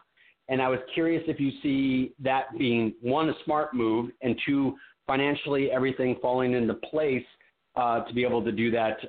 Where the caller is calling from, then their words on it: Las Vegas, Nevada, United States; I am in Las Vegas.